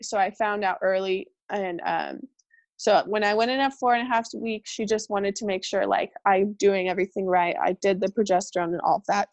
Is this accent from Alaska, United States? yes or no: no; California, United States; moved away as an adult; now in Portland, United States; we moved to Portland, Oregon, and I'm from California